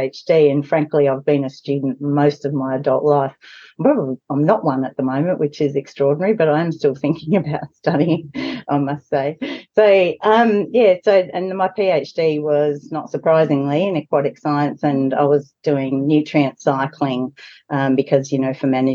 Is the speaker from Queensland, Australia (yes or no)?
no; Broken Hill, New South Wales, Australia; moved away as an adult; I was born and raised in Broken Hill